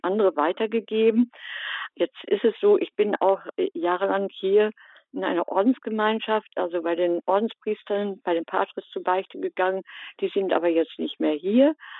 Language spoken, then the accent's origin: German; Germany; moved away; ich komme gebürtig aus dem Bistum Münster